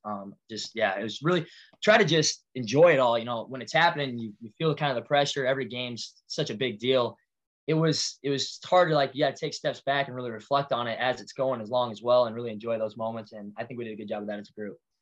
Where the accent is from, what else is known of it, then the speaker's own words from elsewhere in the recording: Walker, Iowa, United States; I grew up Walker, Iowa. Parents still live there. Uh, small town kid at heart